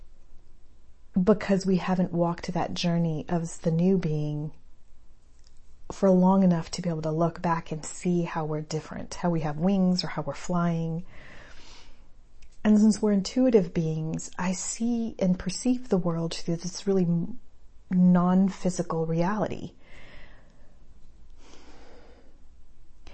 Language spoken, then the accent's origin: English; El Paso, Texas, United States; I grew up in El Paso